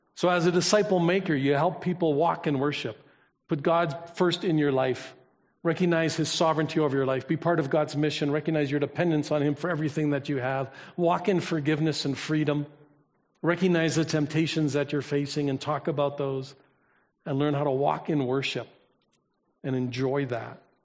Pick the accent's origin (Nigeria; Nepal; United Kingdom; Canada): Canada; I was born here